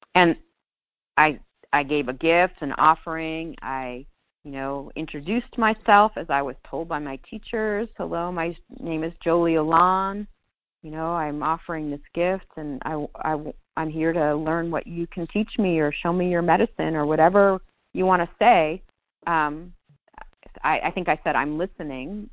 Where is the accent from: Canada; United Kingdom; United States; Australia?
United States; New York; moved away; I'm a Jew from New York